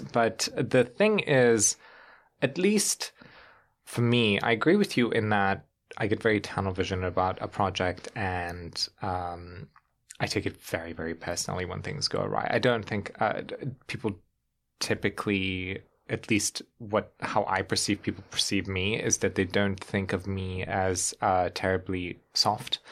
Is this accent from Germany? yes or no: yes; Germany; now in United States; if you grow up on continental Europe